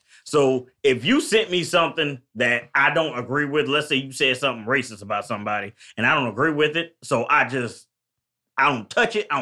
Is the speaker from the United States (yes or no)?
yes; Tampa, Florida, United States; I'm from Tampa